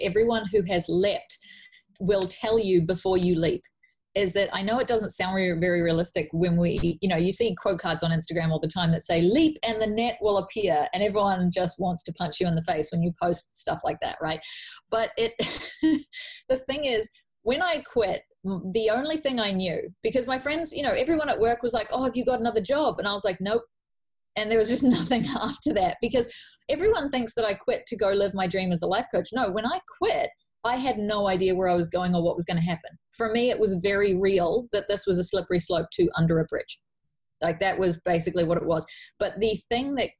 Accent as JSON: {"language": "English", "country": "New Zealand", "said": "I'm from New Zealand, where we do a 40-hour week or a 50-hour week, depending on your job"}